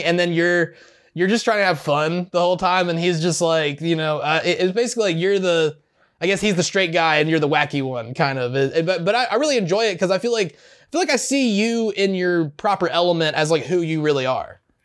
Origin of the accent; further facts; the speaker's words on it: the South, United States; growing up in the South